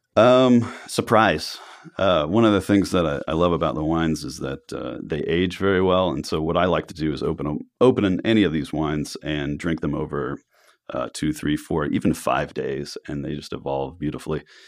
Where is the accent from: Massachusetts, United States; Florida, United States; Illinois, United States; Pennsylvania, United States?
Florida, United States; Miami; also born or lived in New York / Italy / France; now in Oregon, United States; I grew up in Miami, um, and I'd lived in New York